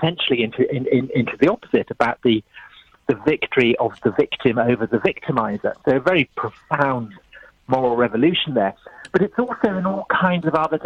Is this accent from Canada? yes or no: no; United Kingdom; I was brought up in Church of England here in Britain